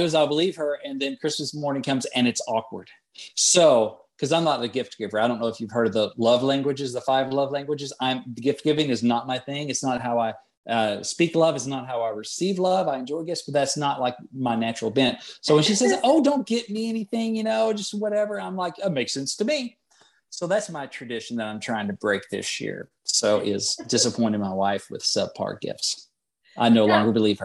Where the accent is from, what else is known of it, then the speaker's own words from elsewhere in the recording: Arkansas, United States; I'm originally from Arkansas